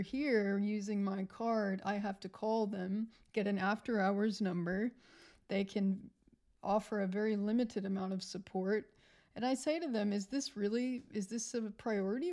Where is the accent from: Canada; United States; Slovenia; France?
United States; moved away as an adult; now in Australia; Even though I am American, North American, um, I am from the U S